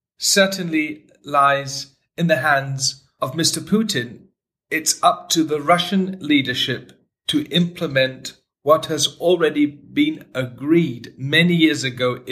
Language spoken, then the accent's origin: English; Germany; In my home country, Germany